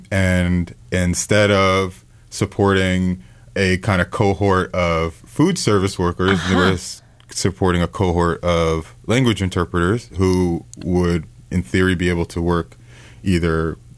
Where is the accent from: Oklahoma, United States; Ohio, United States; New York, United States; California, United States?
New York, United States; New York City; moved away as an adult; now in Pittsfield, United States; I literally was born and raised in New York.